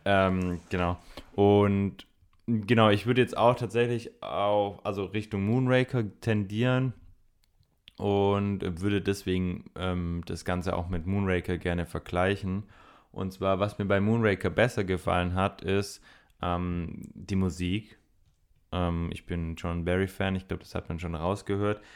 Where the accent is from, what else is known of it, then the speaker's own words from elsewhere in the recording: Swabia, Germany; ich bin Schwabe